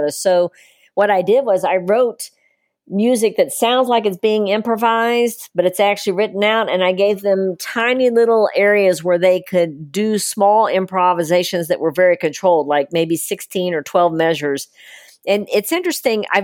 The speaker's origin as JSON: {"language": "English", "region": "East Tennessee", "country": "United States", "tie": "born or raised there", "said": "Actually, I'm from East Tennessee. East Tennessee. Very close to the border though."}